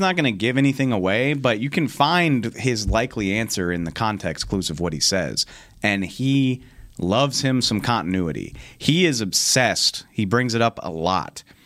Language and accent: English; New Orleans, Louisiana, United States; I grew up in New Orleans